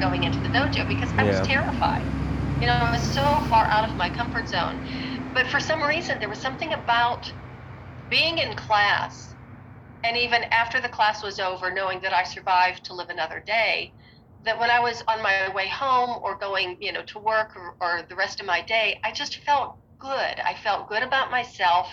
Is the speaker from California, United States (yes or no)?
no; Western Pennsylvania, United States; moved away; I'm originally from Pennsylvania, Western Pennsylvania, and I learned how to ski when I was 9 years old.